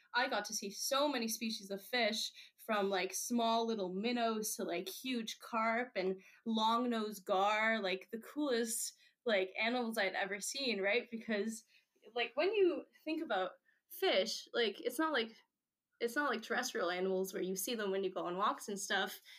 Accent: Netherlands; moved away; I grew up in the Netherlands

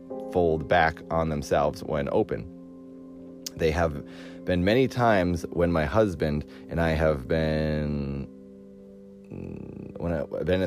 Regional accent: Cape Cod, Massachusetts, United States; now in California, United States; I grew up on Cape Cod

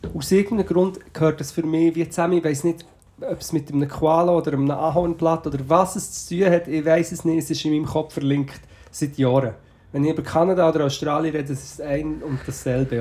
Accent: Portugal; moved away; also born or lived in Switzerland; ich bin sozusagen in Portugal aufgewachsen.

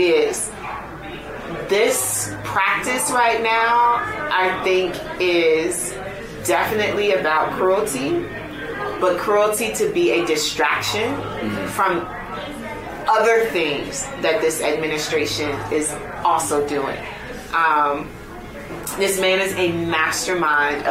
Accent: Chicago, Illinois, United States; moved away; And I am originally from Chicago. So I went home. That's where my family is

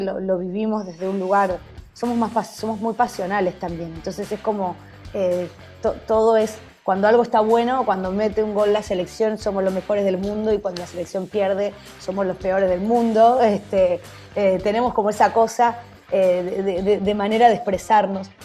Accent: Argentina; Para el argentino, esto, eh, obviamente a veces nos cansamos

